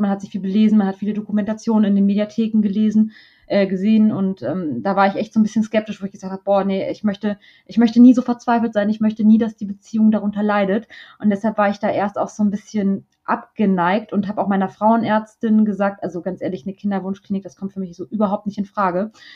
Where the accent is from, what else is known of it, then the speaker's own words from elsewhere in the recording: Braunschweig, Lower Saxony, Germany; moved away as an adult; now in Hamburg, Germany; Ich bin in Braunschweig aufgewachsen.